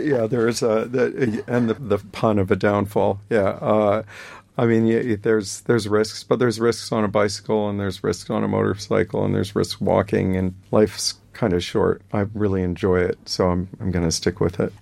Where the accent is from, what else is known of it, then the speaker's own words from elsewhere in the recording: Canada; I'm Canadian